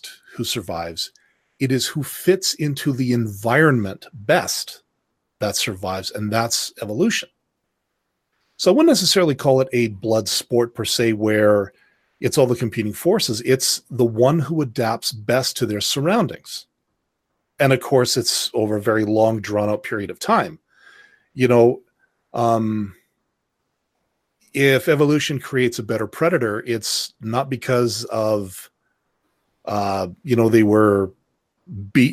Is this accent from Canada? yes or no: yes; Canada; I'm Canadian.